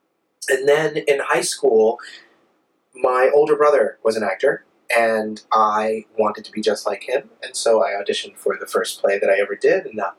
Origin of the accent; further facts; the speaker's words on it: North Carolina, United States; now in New York, United States; North Carolina.